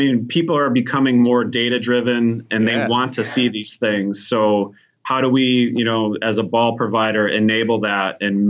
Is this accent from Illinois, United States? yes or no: yes; Chicago, Illinois, United States; I'm from Chicago, man.